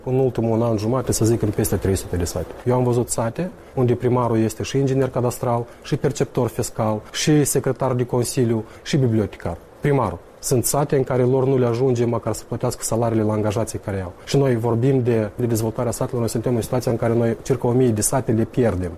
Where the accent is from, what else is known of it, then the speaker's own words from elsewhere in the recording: Tiraspol, Transnistria, Moldova; Eu sunt din Tiraspol